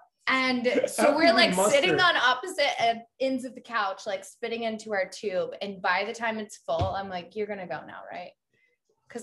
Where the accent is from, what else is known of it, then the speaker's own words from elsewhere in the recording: the South, United States; accent: Southern; now in Los Angeles, United States; Is it my Southern accent?